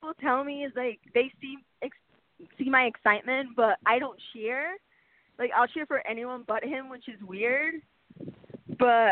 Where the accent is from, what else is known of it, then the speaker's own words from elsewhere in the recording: Huntington Park, California, United States; Huntington Park, which is my hometown